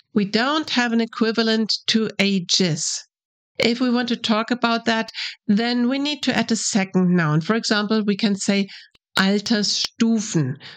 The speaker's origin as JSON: {"language": "English", "country": "Germany", "second_language": "English"}